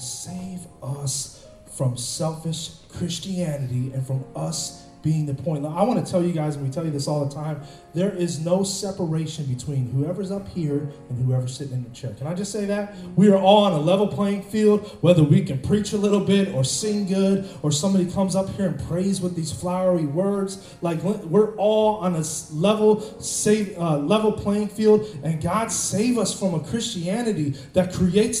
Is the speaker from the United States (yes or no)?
yes; Cleveland, Ohio, United States; I'm from Cleveland